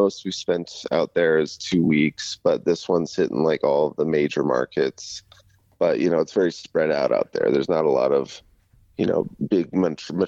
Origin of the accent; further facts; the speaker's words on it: United States; this is, you know, our home country.